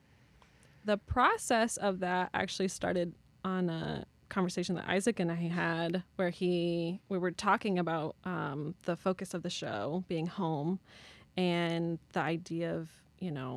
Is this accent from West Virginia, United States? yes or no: no; St. Louis, Missouri, United States; moved away as an adult; also born or lived in Chicago; I grew up in St. Louis.